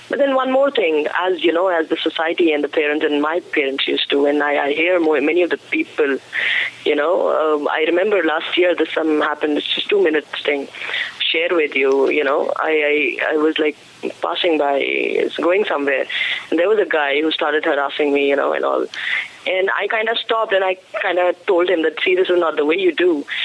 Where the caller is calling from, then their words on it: Amritsar, Punjab, India; No, I'm calling from Punjab, Amritsar.